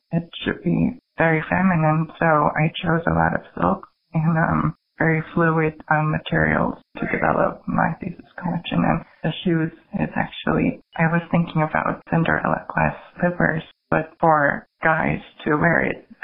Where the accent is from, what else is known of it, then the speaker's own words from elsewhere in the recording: South Korea; moved away as an adult; now in New York, United States; when I grew up in Korea, society was a little more conservative compared to here